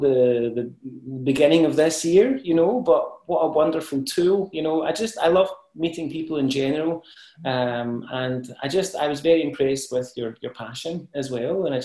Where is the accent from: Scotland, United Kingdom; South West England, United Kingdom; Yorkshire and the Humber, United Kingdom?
Scotland, United Kingdom; Ayrshire; moved away as an adult; also born or lived in Falkirk, Scotland; now in United States; And I moved to Ayrshire when I was a wee boy.